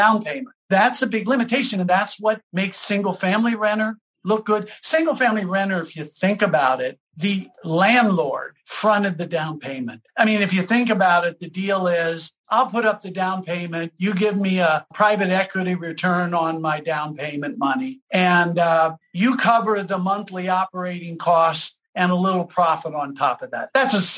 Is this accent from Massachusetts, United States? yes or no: no; Lima, Ohio, United States; I grew up in Lima, Ohio.